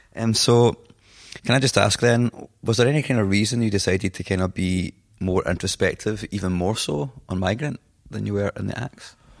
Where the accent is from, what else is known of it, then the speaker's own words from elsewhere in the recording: Scotland, United Kingdom; accent: Scottish; my Scottish accent